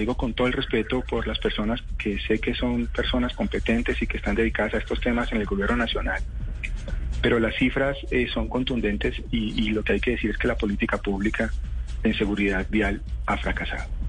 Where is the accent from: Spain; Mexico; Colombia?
Colombia; estamos viviendo como colombianos una tragedia silenciosa